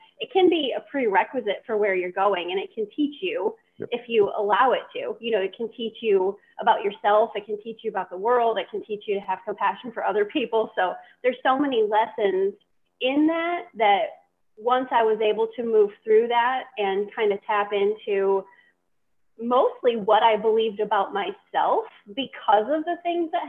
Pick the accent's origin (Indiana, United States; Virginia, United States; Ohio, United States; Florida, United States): Ohio, United States; We were Northwest Ohio, a little bit outside of the Toledo area, so very close to the Ohio-Michigan borde